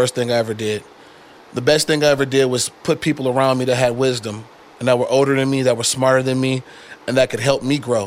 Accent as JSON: {"language": "English", "town": "Detroit", "region": "Michigan", "country": "United States", "tie": "born or raised there", "moved": "yes", "lives_now": "Las Vegas, United States", "said": "I'm from Motown"}